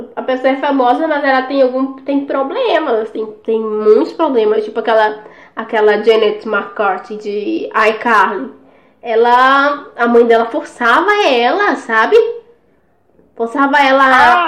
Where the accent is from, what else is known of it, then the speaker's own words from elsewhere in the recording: São Luís, Maranhão, Brazil; a gente é de lá, né? A gente é do Nordeste, São Luís.